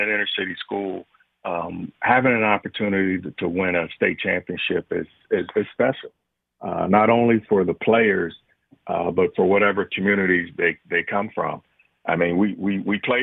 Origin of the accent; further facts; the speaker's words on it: Cincinnati, Ohio, United States; I grew up in Cincinnati